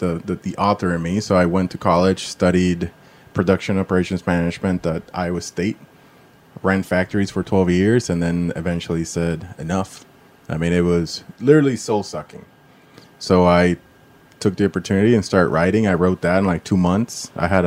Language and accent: English; Puerto Rico; moved away as an adult; I'm from Puerto Rico originally